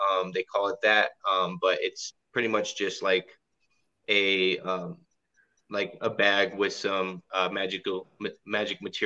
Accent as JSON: {"language": "English", "region": "Southern California", "country": "United States", "tie": "born or raised there", "said": "I grew up in SoCal, so I'm used to the heat"}